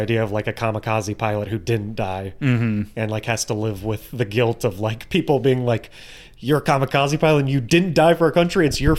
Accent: United States; I'm an American

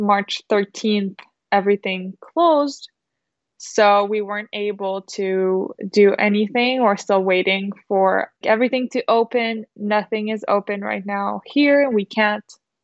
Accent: Quebec City, Quebec, Canada; our Quebec City wedding, if we had a wedding at our hometown

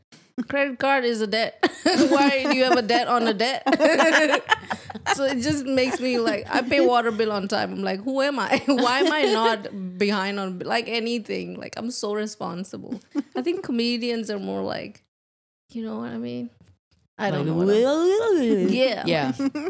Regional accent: India; moved away as an adult; now in Nashville, United States; I'm Indian.

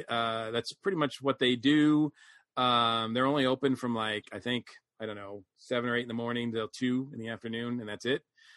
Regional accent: New England, United States; I mean, obviously I grew up in New England, so Dunkin' Donuts was a thing.

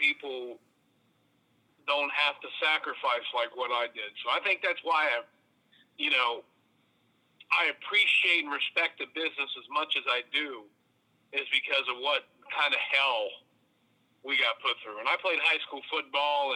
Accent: Athens County, Southeastern Ohio, United States; I'm actually from Southeastern Ohio

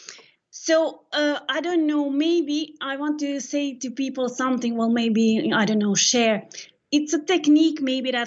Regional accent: Serbia; now in Madrid, Spain; I'm from Serbia

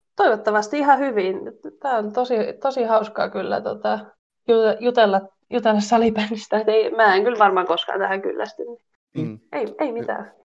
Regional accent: Mynämäki, Southwest Finland, Finland; now in Switzerland; Siellä melkein koko suku asuu tai sen lähettyvillä.

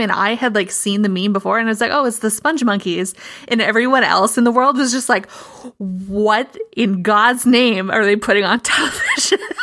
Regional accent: Midwest, United States; as a Midwesterner

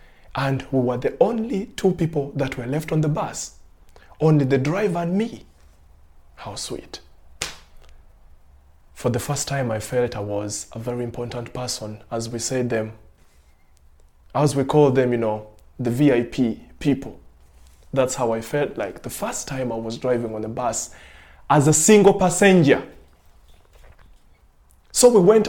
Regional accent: Uganda; now in Germany; ich komme aus Uganda.

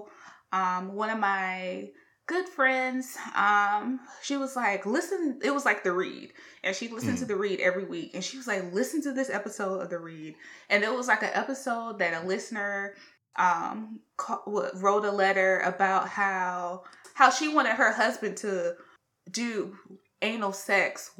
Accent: South Carolina, United States; We're all from the South. Yes, we're from South Carolina

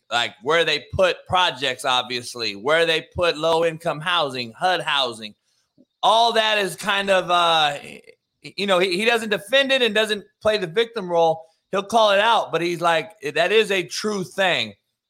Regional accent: Compton, California, United States; I grew up in Compton, so I've only coached mostly black men, and I was raised by a black woman for the most part.

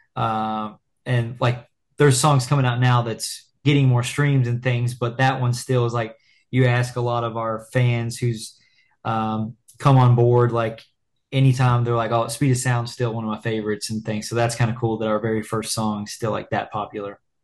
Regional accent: Lexington, Kentucky, United States; we're from Lexington, Kentucky

